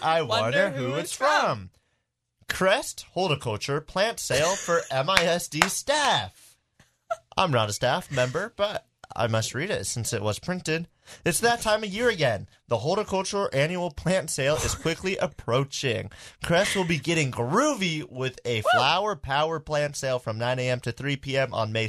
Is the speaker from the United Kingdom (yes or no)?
yes; United Kingdom; I'm British.